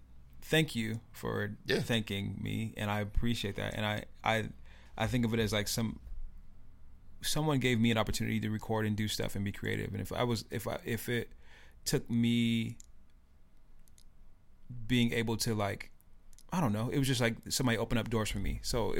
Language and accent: English; Tacoma, Washington, United States; I'm from Tacoma.